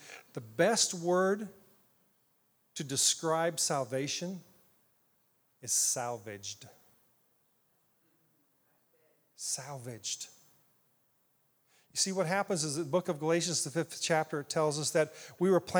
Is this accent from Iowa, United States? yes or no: yes; Ottumwa, Iowa, United States; now in Indiana, United States; I grew up in Iowa, southeast Iowa. Little town called Ottumwa